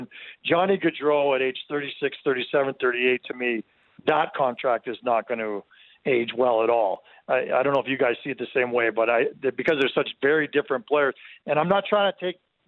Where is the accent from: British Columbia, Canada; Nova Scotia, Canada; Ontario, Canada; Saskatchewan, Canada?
Ontario, Canada; Mississauga; now in Calgary, Canada; I grew up in Southern Ontario in Mississauga